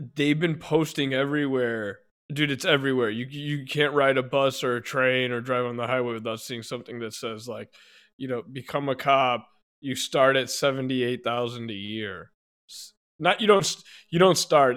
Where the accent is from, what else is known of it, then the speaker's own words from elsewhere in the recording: Hoffman Estates, Illinois, United States; I was born in Hoffman Estates Hospital